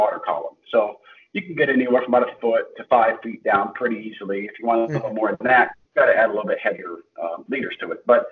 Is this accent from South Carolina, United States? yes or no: no; central Illinois, United States; I grew up in Illinois. In central Illinois.